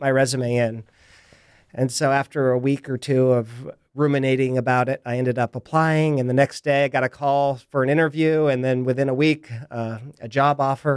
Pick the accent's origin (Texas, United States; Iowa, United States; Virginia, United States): Iowa, United States; Indianola; moved away as an adult; now in San Diego, United States; I grew up in a small town uh, just south of Des Moines called Indianola.